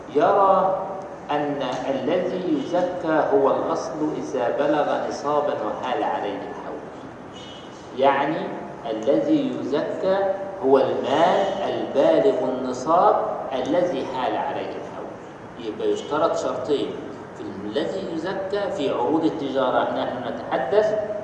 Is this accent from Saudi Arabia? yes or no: no; Egypt; احنا عندنا في مصر